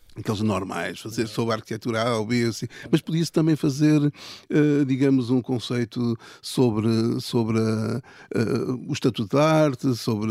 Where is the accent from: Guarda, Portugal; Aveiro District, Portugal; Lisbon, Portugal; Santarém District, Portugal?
Lisbon, Portugal; also born or lived in Ílhavo; eu vivi sempre em Lisboa